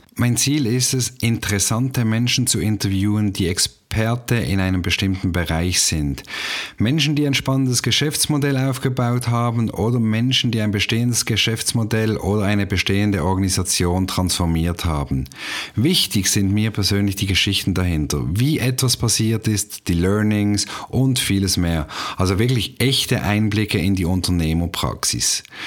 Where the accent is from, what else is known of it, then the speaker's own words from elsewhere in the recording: Basel, Basel-Stadt, Switzerland; moved away as an adult; now in Canton of Zurich, Switzerland; Ursprünglich komme ich aus Basel und wohne jetzt seit rund 13 Jahren im Kanton Zürich am wunderschönen Zürichsee